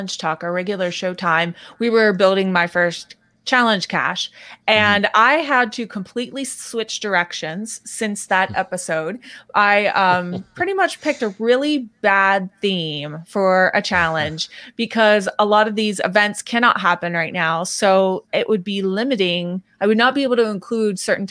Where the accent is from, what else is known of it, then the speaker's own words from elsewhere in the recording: Pennsylvania, United States; I grew up in Pennsylvania, and I had to learn all the counties